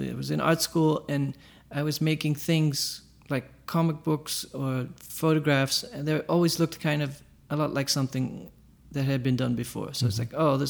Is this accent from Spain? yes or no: no; Amsterdam, North Holland, Netherlands; In Amsterdam, in the Netherlands.